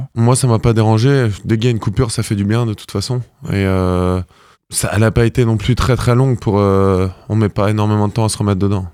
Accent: Brittany, France; now in Normandy, France; quand on est breton, c'est une identité. Et c'est vrai que j'ai du mal à à m'en séparer. Donc, je resterai breton.

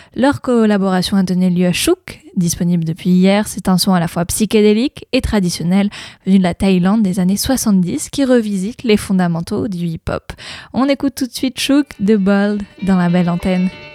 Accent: Normandy, France; chez nous en Normandie

